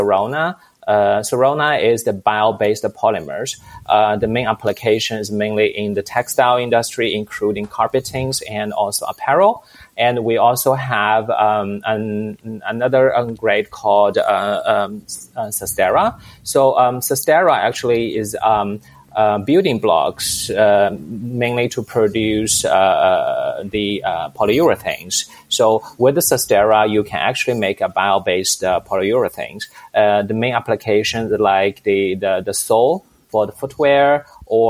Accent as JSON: {"language": "English", "country": "China", "moved": "as an adult", "lives_now": "Europe", "said": "I'm originally from China and moved to Europe in 2003"}